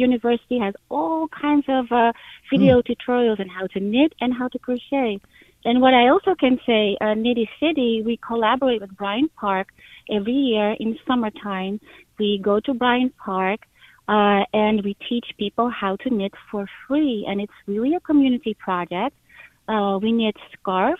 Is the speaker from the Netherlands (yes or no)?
yes; Amsterdam, North Holland, Netherlands; moved away as an adult; now in New York, United States; I'm not from the U.S. I'm from Amsterdam, and I married a New Yorker